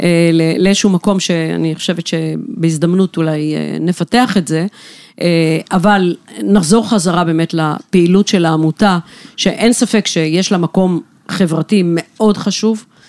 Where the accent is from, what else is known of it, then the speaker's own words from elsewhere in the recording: Beersheba, Southern District, Israel; גדלתי, גדלתי בבאר שבע, בשכונה ד'